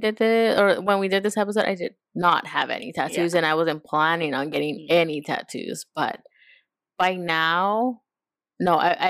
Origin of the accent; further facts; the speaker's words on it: Los Angeles, California, United States; also born or lived in Montebello / Bellflower / Compton; I born and raised in Boyle Heights.